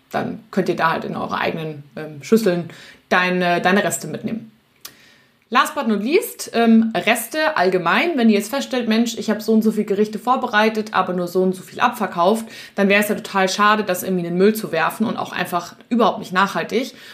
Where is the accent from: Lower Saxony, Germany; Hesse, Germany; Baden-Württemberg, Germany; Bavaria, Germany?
Bavaria, Germany; Munich; in meiner Heimatstadt München gibt es das Sendlinger Augustiner.